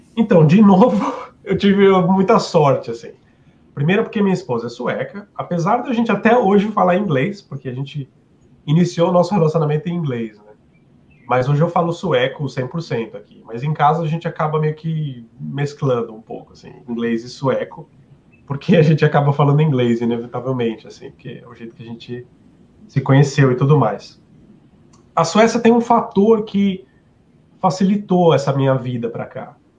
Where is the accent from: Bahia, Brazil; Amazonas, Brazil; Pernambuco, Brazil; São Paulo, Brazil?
São Paulo, Brazil; moved away as an adult; also born or lived in Cork, Ireland; now in Sweden; eu sou de São Paulo